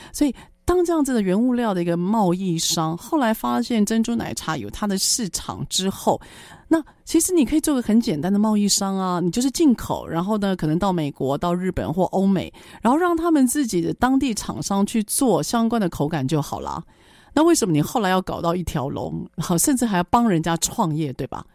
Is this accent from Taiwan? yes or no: yes; Taiwan; 身为台湾人